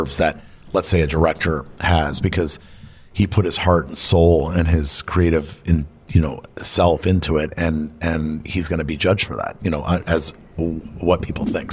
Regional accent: Florida, United States; now in Los Angeles, United States; Florida, that's like my home state

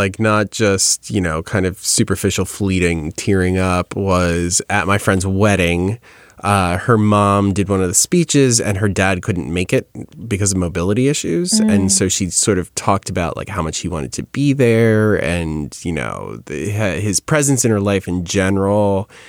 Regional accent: New York, United States; Sorry, I'm from New York.

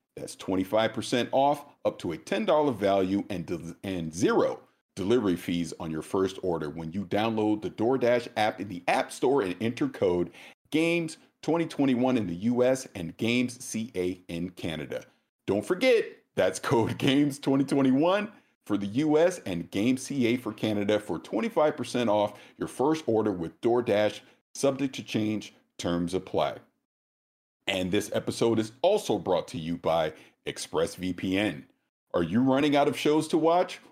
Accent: the South, United States; I'm from the South

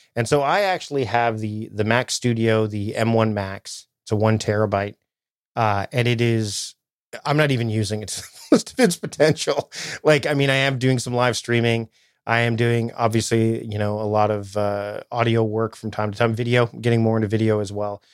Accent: Toronto, Ontario, Canada; moved away as an adult; now in Victoria, Canada; I'm originally from the Toronto area, and then I moved out to Victoria, BC, which is where I am now

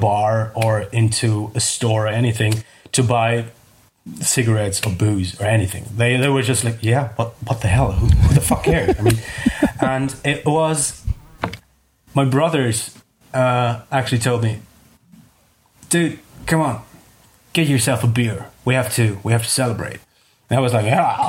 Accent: Sopron, Győr-Moson-Sopron, Hungary; also born or lived in Germany / Austria; I was growing up in a town called Sopron. It's very near to the Hungarian and Austrian border. So we moved to Hungary in 1990 from Germany

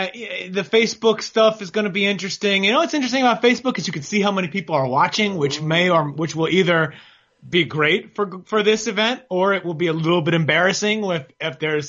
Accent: New York, United States; also born or lived in Holland Tunnel area; now in Los Angeles, United States; I'm from New York

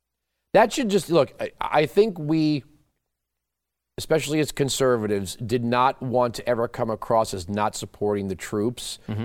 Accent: New York, United States; I grew up on Long Island.

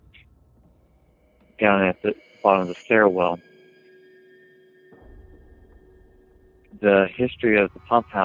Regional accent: Tahlequah, Oklahoma, United States; I was born here in Tallahassee, Oklahoma

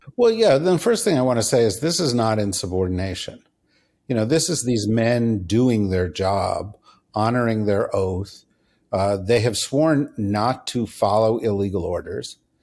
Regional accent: New York City, New York, United States; now in Washington, D.C., United States; I'm from New York City.

